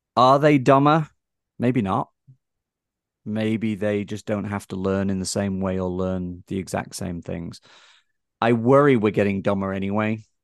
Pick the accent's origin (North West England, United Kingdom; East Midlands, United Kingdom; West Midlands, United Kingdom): North West England, United Kingdom; Blackpool; moved away as an adult; now in United States; my hometown in England, for instance, some of your listeners might know it, Blackpool